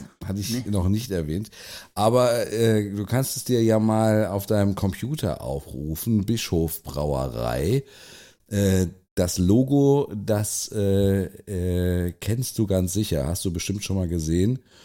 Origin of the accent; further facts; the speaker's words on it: Germany; uns als Deutsche